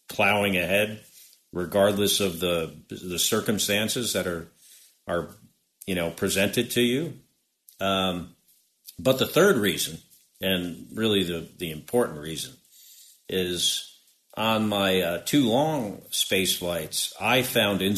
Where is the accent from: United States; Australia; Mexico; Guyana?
United States; West Orange, New Jersey; Born in Orange, lived in West Orange